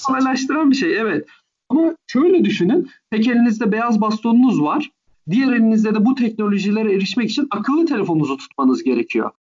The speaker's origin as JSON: {"language": "Turkish", "region": "Istanbul", "country": "Turkey", "tie": "born or raised there", "also_born_or_lived": "Ankara / United States", "said": "Ankara'da doğdum ve sonrasında İstanbul'da Körler Okulu'nda ilkokulla başladım"}